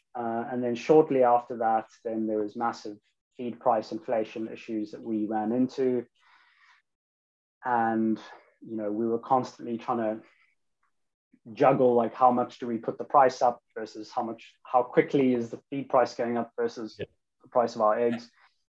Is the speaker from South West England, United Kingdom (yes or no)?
no; London, United Kingdom; moved away; I came from London to the countryside after reading a few books on permaculture